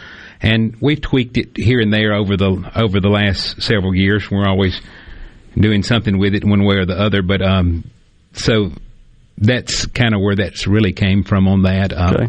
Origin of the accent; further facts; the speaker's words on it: Mississippi, United States; my mom was a nurse for close to 40 years here in my hometown